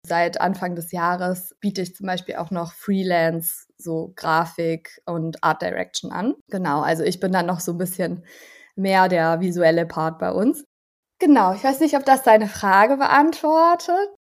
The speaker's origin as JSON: {"language": "German", "area": "Allgäu", "region": "Bavaria", "country": "Germany", "tie": "born or raised there", "also_born_or_lived": "Ulm", "moved": "as an adult", "lives_now": "Berlin, Germany", "said": "dem Allgäu, was meine Heimat ist"}